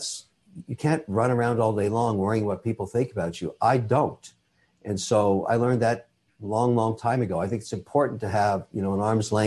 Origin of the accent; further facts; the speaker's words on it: Canada; I'm a Canadian citizen. I'm also Irish